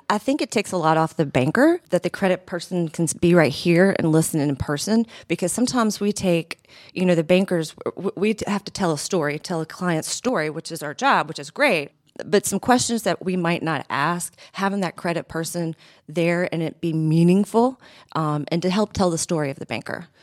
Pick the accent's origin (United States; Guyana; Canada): United States; Athens, Georgia; moved away as an adult; also born or lived in Buffalo, New York / Fort Myers, Florida / Rochester, New York; I grew up in Athens, Georgia